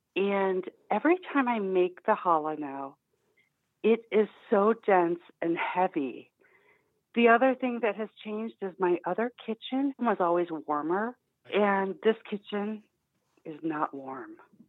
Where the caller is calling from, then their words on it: Oak Park, Illinois, United States; I'm in Oak Park, Illinois.